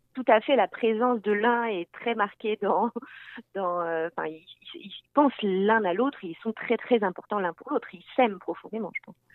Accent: France; also born or lived in Landes; now in Quebec, Canada; je viens de France

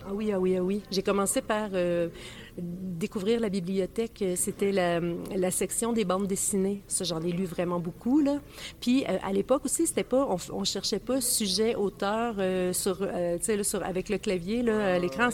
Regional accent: Saint-Thomas-d'Aquin, Quebec, Canada; j'habitais à la campagne quand j'étais petite, à Saint-Thomas-d'Aquin

